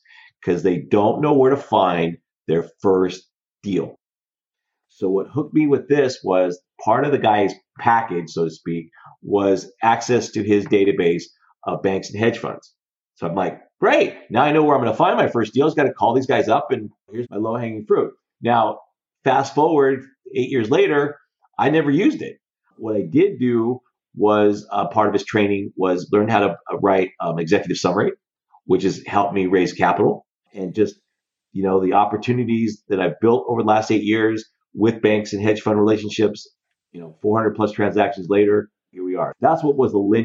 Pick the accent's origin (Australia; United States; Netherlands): United States; Denver, Colorado; moved away as an adult; also born or lived in California; I was born and raised in Denver, Colorado.